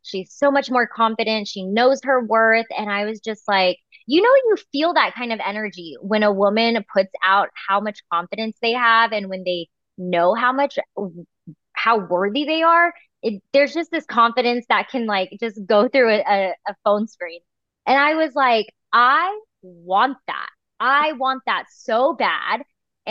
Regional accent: Bay Area, California, United States; now in Fresno, United States; I'm from the Bay Area, but it's nice to be back home in California.

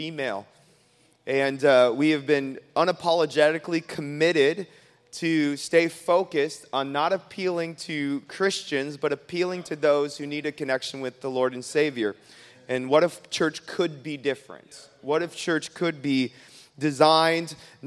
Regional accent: United States; also born or lived in Minneapolis, Minnesota; I'm from America

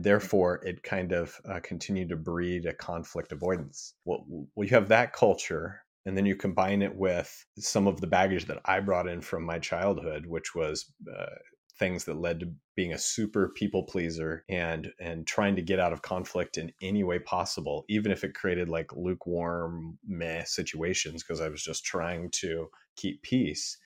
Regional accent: Midwest, United States; growing up in the Midwest

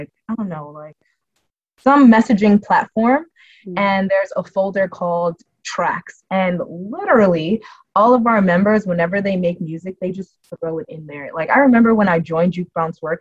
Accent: Jamaica; I'm Jamaican

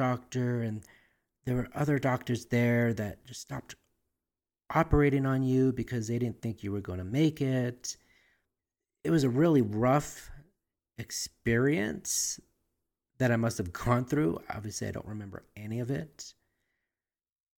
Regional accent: Albuquerque, New Mexico, United States; born or raised there

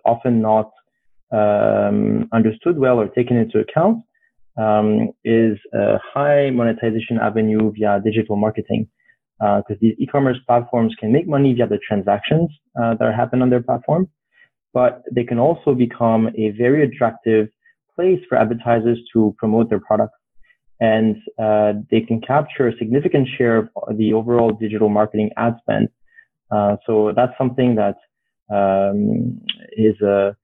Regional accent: France; moved away as an adult; also born or lived in Vietnam / Thailand; now in Singapore; I'm originally from France

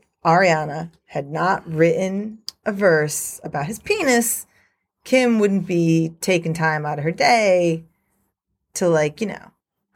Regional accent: United States; moved away as an adult; also born or lived in Midtown Manhattan, New York City; now in Australia; I grew up about 70 miles out, which is a decent amount out, but it still culturally controls the area.

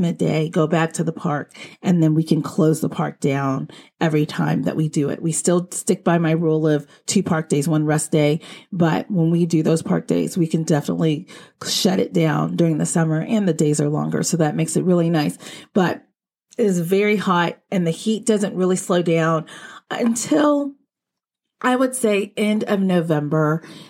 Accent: Texas, United States; Like when I was growing up in Texas, we weren't outside playing in peak heat.

